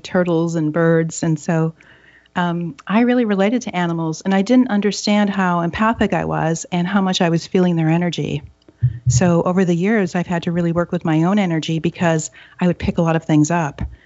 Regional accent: Upper Michigan, United States; now in Seattle, United States; I grew up in Upper Michigan, three hours from Thunder Bay, Canada, and we were in the woods

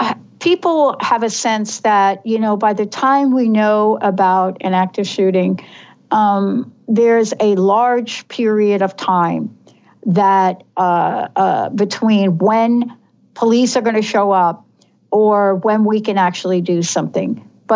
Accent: New York, United States; I grew up in New York, so, you know, there's an environment in New York City where you're used to certain things.

